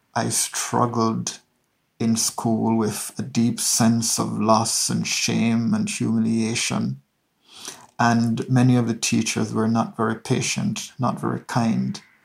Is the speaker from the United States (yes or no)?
no; Hanover, Jamaica; grew up in Hanover, which is a rural parish in western Jamaica